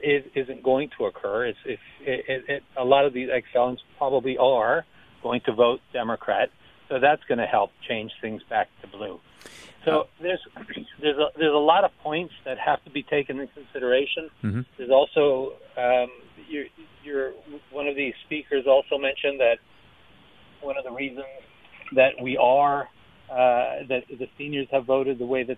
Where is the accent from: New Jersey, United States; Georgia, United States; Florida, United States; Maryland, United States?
Florida, United States; Miami; now in Orlando, United States; I'm originally from Miami. I now live in Orlando. I'm a born and raised Floridian